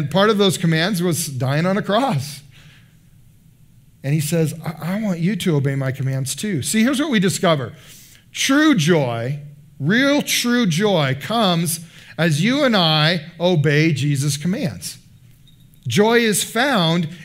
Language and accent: English; United States